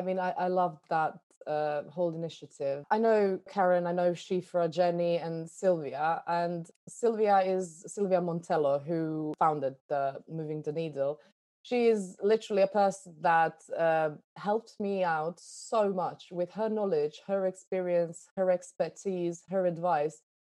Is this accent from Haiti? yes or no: no; Iraq; born there; moved away; I was born in Iraq, so I'm kind of used to being an immigrant everywhere I went, because, you know, you never fully belong anywhere.